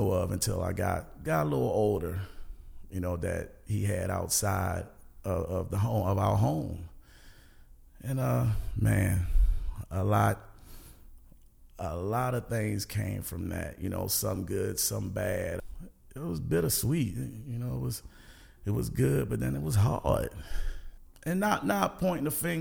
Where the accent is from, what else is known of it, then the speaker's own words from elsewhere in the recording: Baltimore, Maryland, United States; I grew up in Northwest Baltimore, Garrison Avenue